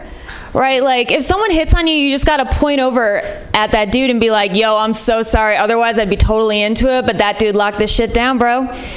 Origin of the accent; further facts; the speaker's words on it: Midwest, United States; like, I'm from the Midwest, which might be part of it. Like, parties in San Francisco are definitely of a different caliber. In the Midwest, like, parties don't turn into surprise orgies.